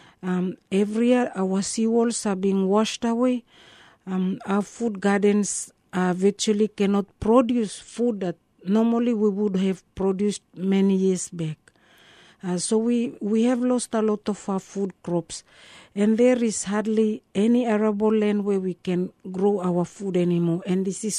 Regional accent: Carteret Islands, Bougainville, Papua New Guinea

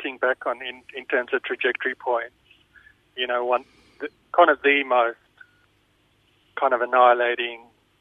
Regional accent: Malaysia; moved away; I was born in 1974, and I was born in Malaysia

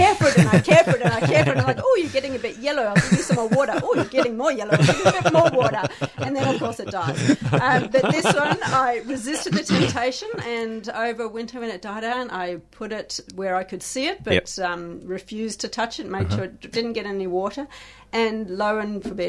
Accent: South Africa; moved away; I hail from South Africa originally

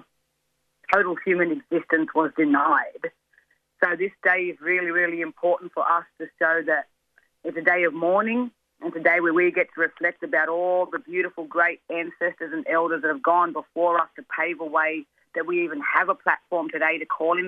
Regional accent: Gumbaynggirr, Dunghutti and Bundjalung nations, mid-north coast of New South Wales, Australia; I'm from the Goombangia, Dungari and Bundjalung nations, three nations on the mid-north coast of New South Wales

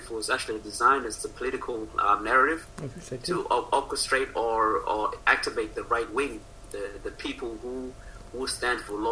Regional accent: Australia; I'm an Aussie

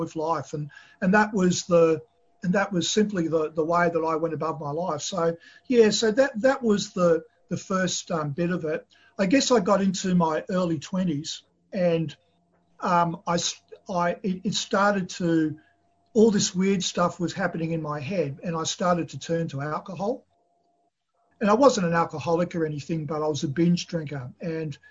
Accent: Australia; I was born in Australia, although my parents came from the former Yugoslavia at the end of the Second World War

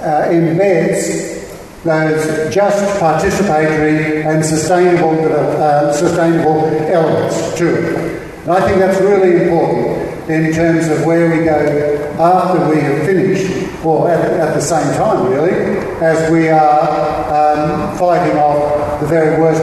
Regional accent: Queensland, Australia; the Queensland example because it's my home state

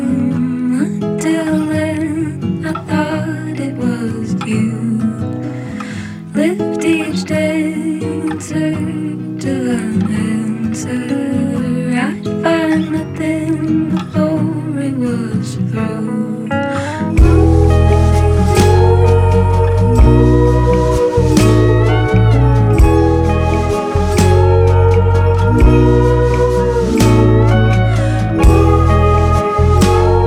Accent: Charlottesville, Virginia, United States; I'm a songwriter from Charlottesville, Virginia in the United States

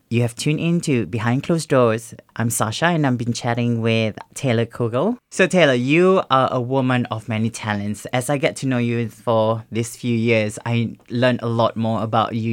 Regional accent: Singapore; now in Australia; growing up in Singapore

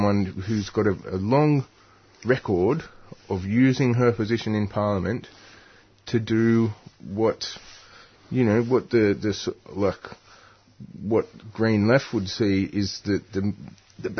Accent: Newcastle, New South Wales, Australia; moved away; I grew up in Newcastle

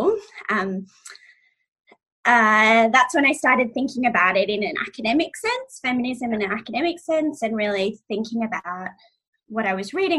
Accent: Australia; I'm biracial, and so I'm Iranian Australian, and my mom is Iranian

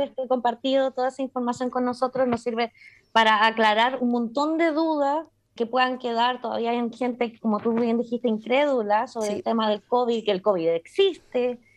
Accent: Chile; moved away; soy una chilena migrante, ¿cierto? Viviendo afuera

